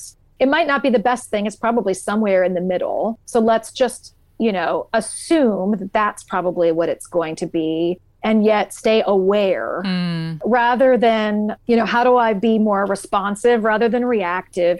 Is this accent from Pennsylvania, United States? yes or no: no; Columbus, Ohio, United States; I live in Columbus, Ohio, which is my hometown. I've lived here my whole life